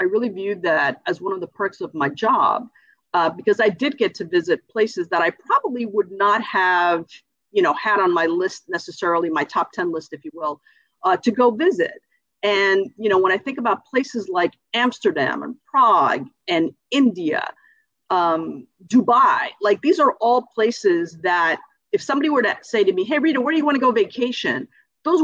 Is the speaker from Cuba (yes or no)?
yes; Cuba; now in United States; And when we came from Cuba, we did have that option.